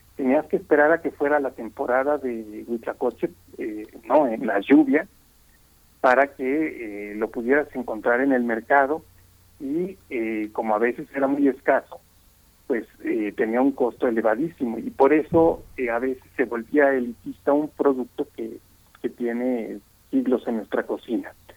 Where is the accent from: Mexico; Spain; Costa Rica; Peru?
Mexico; como mexicanos